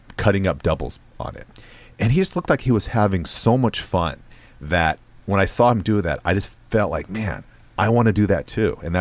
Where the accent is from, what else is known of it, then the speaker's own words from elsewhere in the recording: West Coast, United States; I grew up in the West Coast